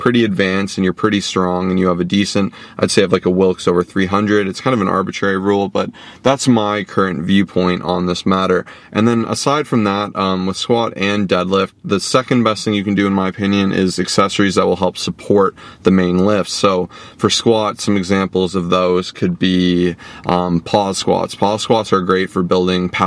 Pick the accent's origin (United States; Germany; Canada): Canada; Toronto, Ontario; We're from Toronto